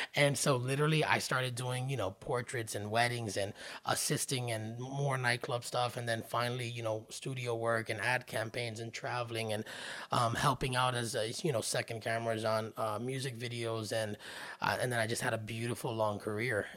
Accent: Miami, Florida, United States; also born or lived in Hollywood, Florida; born and raised in the Miami area, we moved to Hollywood in the middle of eleventh grade

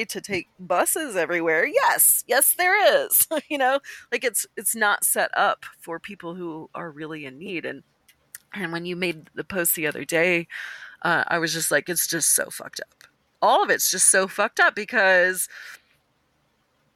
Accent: Austin, Texas, United States; I was really committed to staying in Austin.

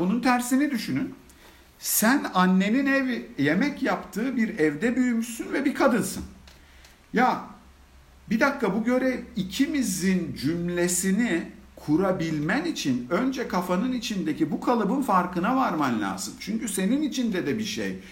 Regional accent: Antakya, Hatay, Turkey; now in Istanbul, Turkey; Ben bin dokuz yüz yetmiş dört yılında Hatay, Antakya'da doğdum

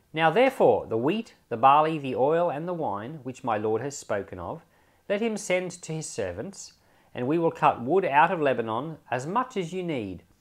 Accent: Australia; I'm an Australian

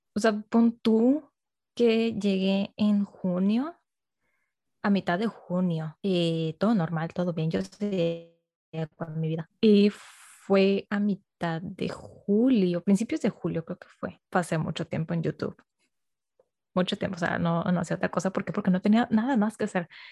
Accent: Monterrey, Nuevo León, Mexico; moved away as an adult; now in Mexico City, Mexico; soy de Monterrey

